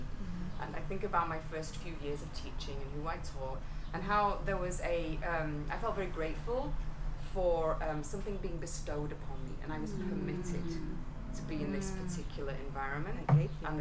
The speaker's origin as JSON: {"language": "English", "region": "England", "country": "United Kingdom", "moved": "yes", "lives_now": "United States", "said": "I'm not from these parts, right? I'm English"}